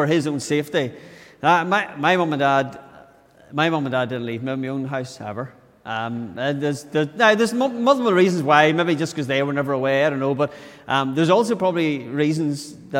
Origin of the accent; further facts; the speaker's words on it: Tyrone, Northern Ireland, United Kingdom; So I was brought up in Tyrone.